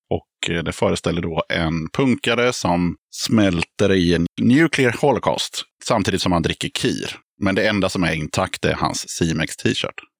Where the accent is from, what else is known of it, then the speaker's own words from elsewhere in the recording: Skåne, Sweden; så men vi är ju från Skåne.